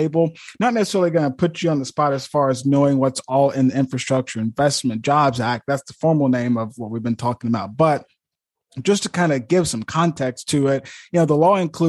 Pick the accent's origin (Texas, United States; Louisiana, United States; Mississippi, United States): Mississippi, United States; Eupora; my hometown of Eupora, Mississippi